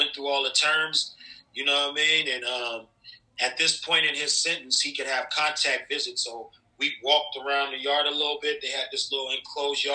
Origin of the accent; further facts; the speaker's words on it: Long Beach, California, United States; I'm from Long Beach